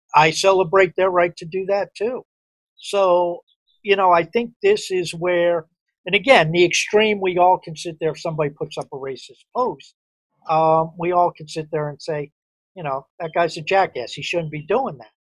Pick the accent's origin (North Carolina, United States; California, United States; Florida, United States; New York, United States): New York, United States; outside New York City, United States; I grew up outside New York City